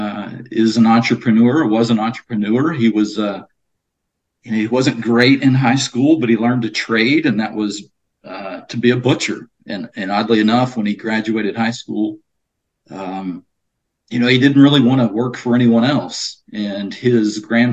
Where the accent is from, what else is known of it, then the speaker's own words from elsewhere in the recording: near Beaumont, Texas, United States; moved away; born and raised in Texas, Southeast Texas, specifically a small little town outside of Beaumont, Texas